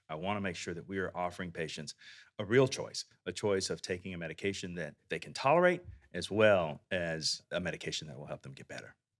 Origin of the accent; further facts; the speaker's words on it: Texas, United States; I'm from Texas.